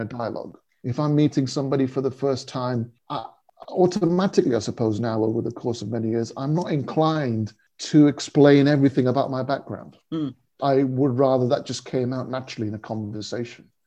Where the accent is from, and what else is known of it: United Kingdom; born or raised there; also born or lived in India